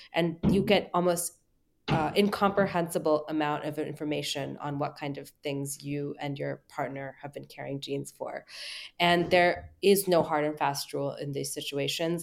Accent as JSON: {"language": "English", "country": "United States", "said": "as an American"}